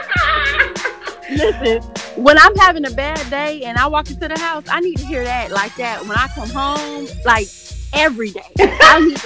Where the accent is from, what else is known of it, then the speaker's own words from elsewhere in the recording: Chicago, Illinois, United States; accent: Chicago drawl; moved away as an adult; now in Detroit, United States; I am from Chicago originally